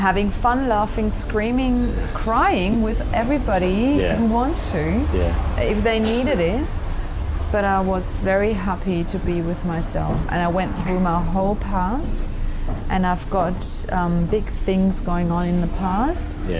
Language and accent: English; Germany; I'm from Germany